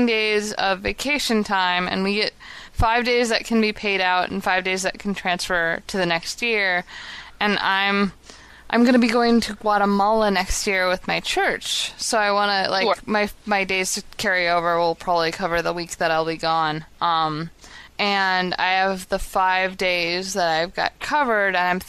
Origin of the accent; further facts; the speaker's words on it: Chicago, Illinois, United States; I'm from Chicago